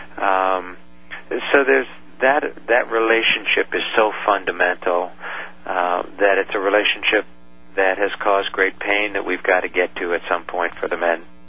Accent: New York, United States; when my dad would go off to work in New York, uh, we grew up in New York

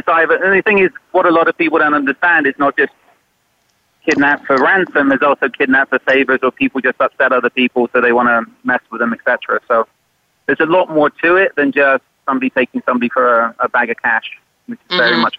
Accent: Cornwall, South West England, United Kingdom; moved away as an adult; also born or lived in Northern Ireland; now in South Florida, United States; I grew up in Cornwall. I joined the military at 17.

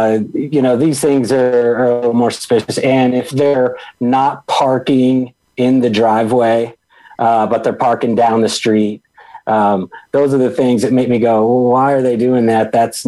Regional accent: Virginia Beach, Virginia, United States; also born or lived in Texas / St. Louis; And then I spent the remainder of growing up in Norfolk. And well, really, we lived in Virginia Beach, Virginia, but the Norfolk Air Naval Base is there.

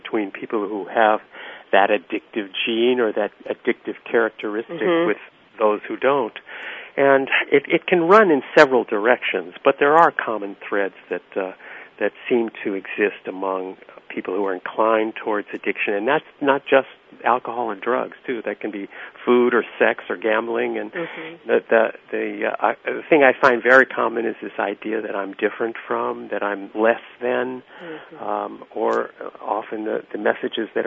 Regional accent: Los Angeles, California, United States; I was raised in Los Angeles

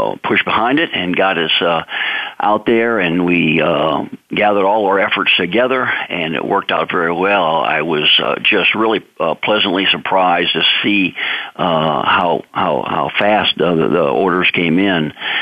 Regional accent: St. Louis, Missouri, United States; now in Lafayette, Louisiana, United States; I'm calling from my hometown of Lafayette, Louisiana, down here in Cajun country. You know, originally from St. Louis, Missouri

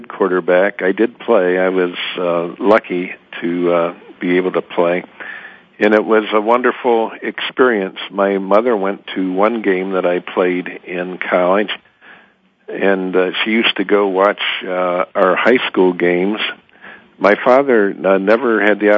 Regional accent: Shaker Heights, Ohio, United States; also born or lived in Massillon, Ohio / Columbus, Ohio / Upper Arlington, Ohio / Lake Bluff, Illinois; now in Cincinnati, United States; When I think of my hometown, I think of Shaker Heights, Cleveland suburb, as my hometown. That's where I went to high school

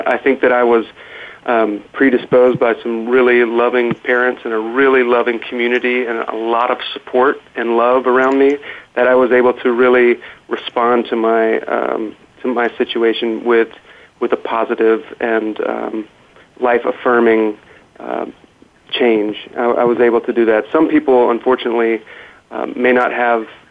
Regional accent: North Carolina, United States; we were airlifted back to North Carolina from where I'm from

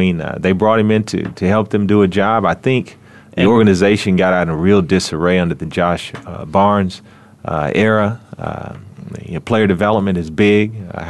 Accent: Oklahoma City, Oklahoma, United States; I'm from Oklahoma City.

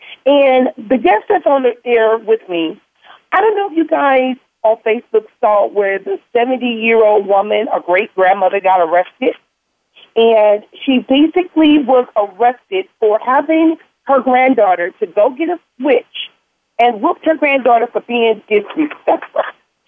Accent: Compton, California, United States; And I remember even growing up in Compton with my grandmother.

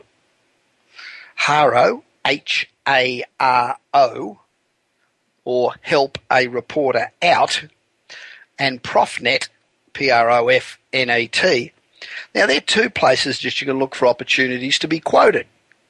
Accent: Los Angeles, California, United States; Coming to you this week, as we do each and every week from my hometown of Los Angeles, the City of Angels.

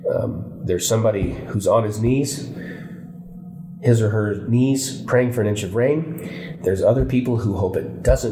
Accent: Flagstaff, Arizona, United States; born there; And when I was born in Flagstaff in 1963, there wasn't 10,000 people.

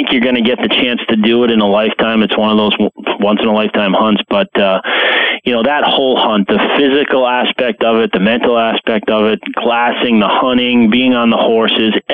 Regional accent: Rhode Island, United States; I grew up in the Northeast. I grew up in Rhode Island, so I love hunting at home.

